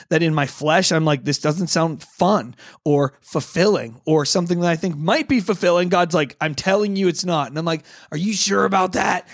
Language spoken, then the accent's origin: English; United States; I'm an American